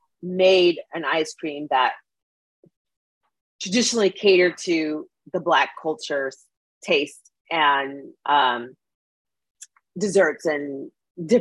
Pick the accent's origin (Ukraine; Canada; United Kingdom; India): Canada; Edmonton, Alberta; where I grew up in Edmonton